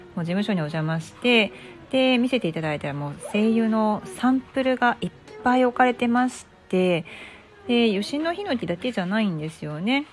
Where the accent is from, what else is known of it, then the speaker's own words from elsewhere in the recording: Fujiidera, Osaka, Japan; moved away; 私もともと出身が藤井寺というところ